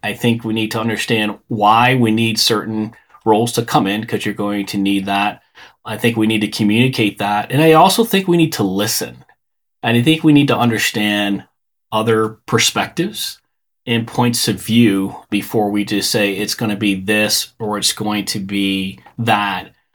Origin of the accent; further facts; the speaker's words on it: Chicago, Illinois, United States; I grew up in the Chicago area.